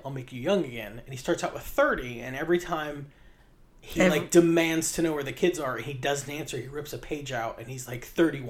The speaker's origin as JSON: {"language": "English", "region": "West Virginia", "country": "United States", "tie": "born or raised there", "said": "maybe it's just because I grew up in West Virginia."}